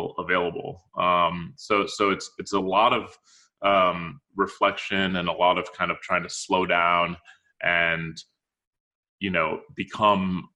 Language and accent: English; Minneapolis, Minnesota, United States; also born or lived in Cairo, Egypt; now in New York City, United States; I was born in Cairo. Spent most of my life in Minneapolis, in St. Paul, Minnesota